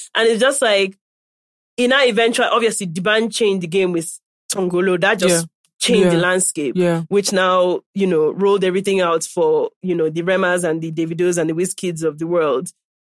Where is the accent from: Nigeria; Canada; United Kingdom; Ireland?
Nigeria; accent: Nigerian